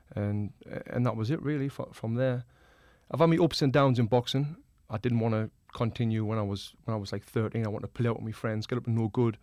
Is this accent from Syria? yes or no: no; the north of England, United Kingdom; now in Los Angeles, United States; I'm from the north of England.